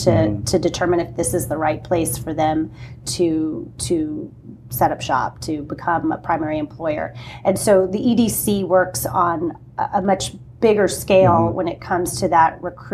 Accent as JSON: {"language": "English", "town": "Corpus Christi", "region": "Texas", "country": "United States", "tie": "born or raised there", "said": "I grew up in Corpus Christi."}